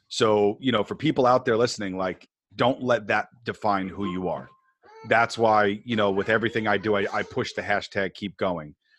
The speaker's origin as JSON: {"language": "English", "region": "New York", "country": "United States", "tie": "born or raised there", "said": "I grew up on the East Coast, I grew up in New York"}